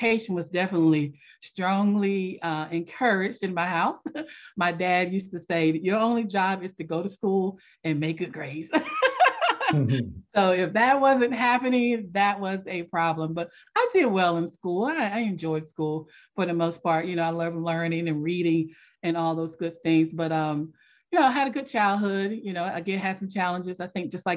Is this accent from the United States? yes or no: yes; Selma, North Carolina, United States; also born or lived in Washington, D.C.; after a few months of being born in Washington, D.C., my family moved to Selma, North Carolina, and that's where I was raised